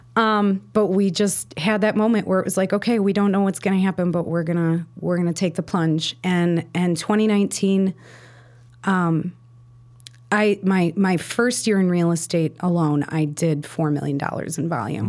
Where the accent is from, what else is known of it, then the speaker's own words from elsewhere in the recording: Chicago, Illinois, United States; also born or lived in Park Ridge, Illinois; I grew up in Roscoe Village before it was really, like, a cute place to live